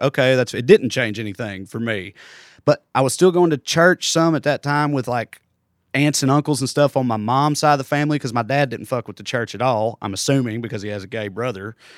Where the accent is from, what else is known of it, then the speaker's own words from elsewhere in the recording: Celina, Tennessee, United States; accent: Southern redneck; moved away as an adult; now in Los Angeles, United States; hit Salina, Tennessee, where I grew up.